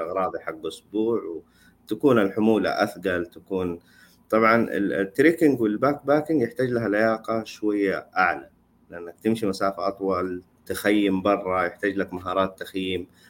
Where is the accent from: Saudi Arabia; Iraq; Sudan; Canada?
Saudi Arabia; عندنا في السعوديه